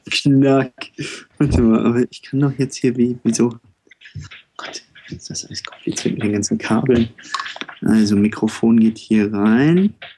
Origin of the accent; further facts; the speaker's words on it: Düsseldorf, North Rhine-Westphalia, Germany; moved away as an adult; now in Berlin, Germany; ich bin kein Düsseldorfer mehr. Nach zehn Jahren in Berlin